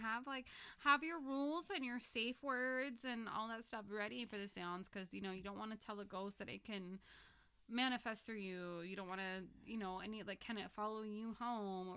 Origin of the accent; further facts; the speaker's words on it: Los Angeles, California, United States; born and raised in Los Angeles